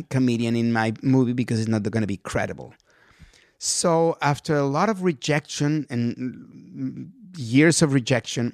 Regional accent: Mexico; English is a second language; moved away as an adult; now in United States; I'm a guy from Mexico

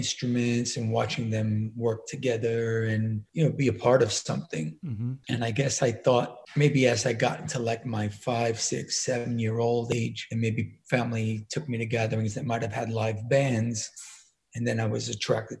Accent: New York City, New York, United States; also born or lived in Miami; I came from a pretty typical American-Italian family in Brooklyn

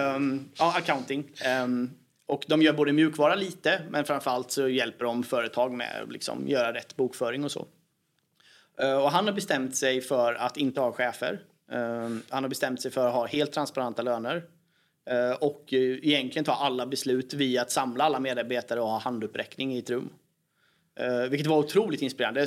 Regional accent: Sweden

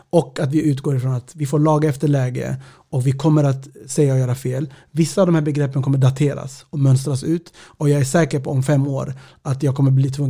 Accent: Sweden; Ibland kanske det är viktigt att säga att jag är svensk etiopier identitet är flytande.

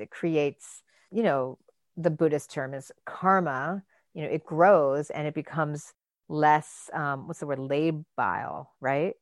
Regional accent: Michigan, United States; I grew up in Michigan

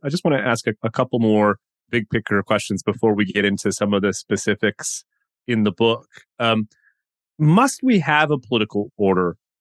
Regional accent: Canada; as a Canadian

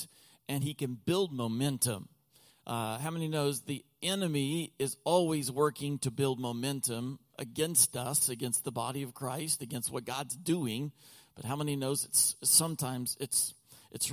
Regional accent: Texas, United States; also born or lived in Oklahoma; now in Lancaster County, Pennsylvania, United States; I was born and raised in Oklahoma, most of my life in Texas

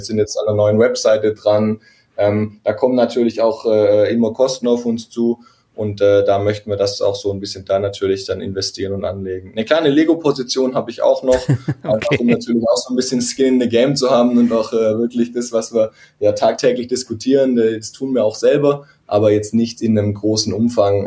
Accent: a small village east of Stuttgart, Baden-Württemberg, Germany; moved away as an adult; now in Stuttgart, Germany; ich komme eine halbe Stunde von hier, östlich von Stuttgart, aus einem, aus einem kleinen Dorf. Also da bin ich aufgewachsen.

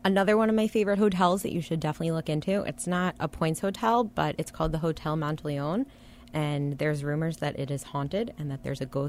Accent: New York, United States; moved away as an adult; also born or lived in New Orleans; So I'm from New York

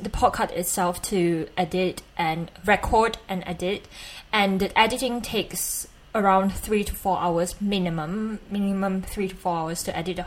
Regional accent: Malaysia; accent: Malaysian; my Malaysian accent

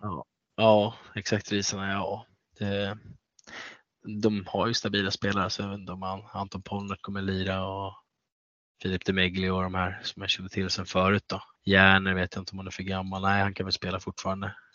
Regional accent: Nynäshamn, Stockholm County, Sweden; Nynäshamn är min hemkommun

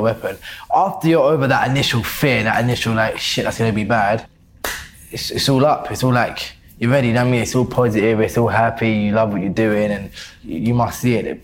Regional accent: London, United Kingdom; also born or lived in Deptford; Born and bred Lewisham, my whole life.

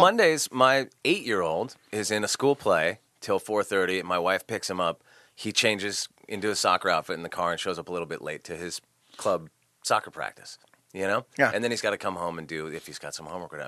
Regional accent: Santa Barbara, California, United States; I grew up in Santa Barbara, California.

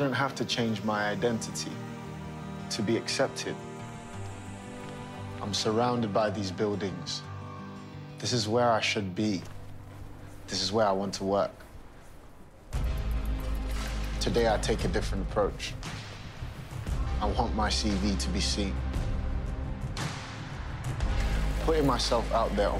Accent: London, United Kingdom; also born or lived in Zimbabwe; I was born in Zimbabwe and raised in London.

